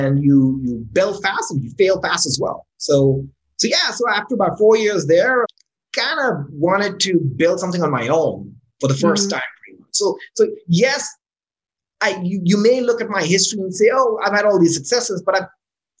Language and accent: English; Islamabad, Islamabad Capital Territory, Pakistan; moved away as an adult; also born or lived in California, United States / Florida, United States; So I moved back. To Islamabad, which is my hometown